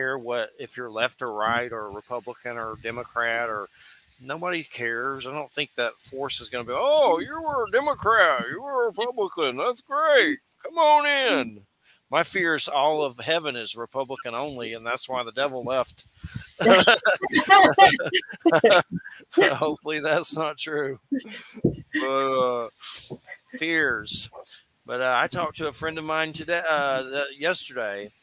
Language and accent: English; Georgia, United States; I'm from Georgia